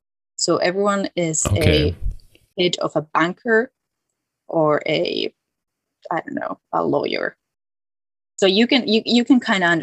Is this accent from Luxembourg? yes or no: yes; Luxembourg; So I am Finnish. I am 100% Finnish. Both of my parents are Finnish and their parents are Finnish. But I grew up in Luxembourg. And so I do feel like I'm from Luxembourg, but then I'm Finnish.